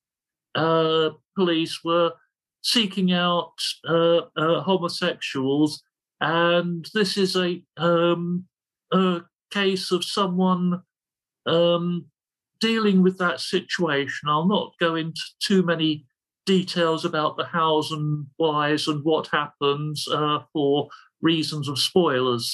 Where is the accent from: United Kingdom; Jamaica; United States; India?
United Kingdom; London; I'm from the East End of London